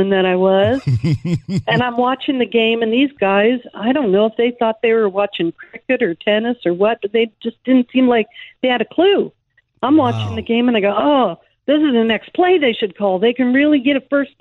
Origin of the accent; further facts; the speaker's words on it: San Francisco Bay Area, California, United States; now in Michigan, United States; I was growing up in the San Francisco Bay Area, newly married.